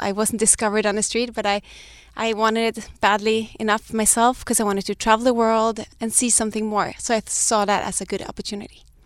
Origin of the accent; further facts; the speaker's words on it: Sweden; moved away as an adult; also born or lived in Denmark; now in Los Angeles, United States; I'm Danish, but I grew up in Sweden